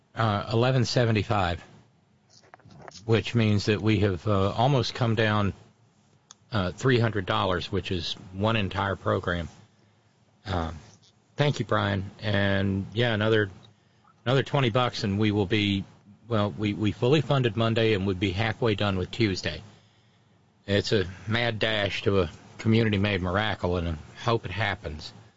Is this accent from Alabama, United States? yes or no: yes; Alabama, United States; a girl I grew up with in Alabama